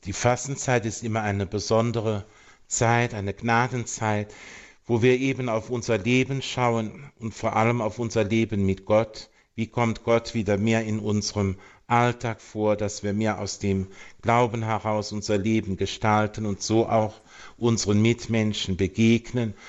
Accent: Kalmuth, North Rhine-Westphalia, Germany; also born or lived in Simmerath; ich stamme auch hier aus der Eifel, aus einem ganz kleinen

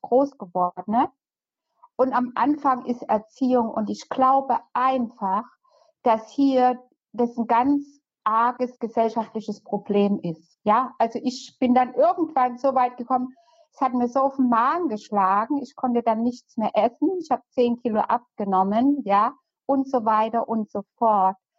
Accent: East Germany, Germany; moved away as an adult; now in Heidelberg, Germany; ich komme ja ursprünglich aus der DDR, bin ähm, 82, 83 hierher gekommen in den Westen

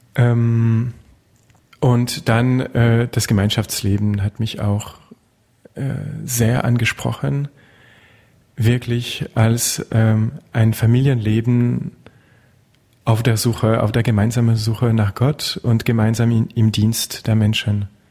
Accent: Touraine, Centre-Val de Loire, France; German is a second language; now in Berlin, Germany; Ich komme aus Frankreich, klar. Ähm, aus der Touraine, einer kleinen Gegend im Zentrum

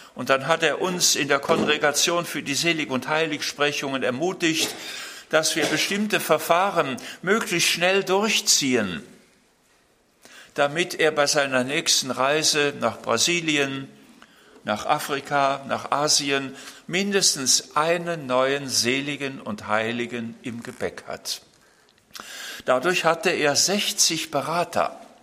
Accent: Germany; bei uns in Deutschland

